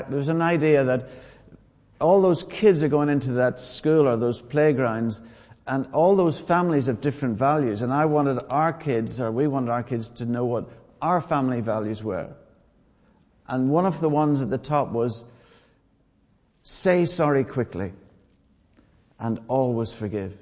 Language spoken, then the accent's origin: English; Ireland; I'm Irish.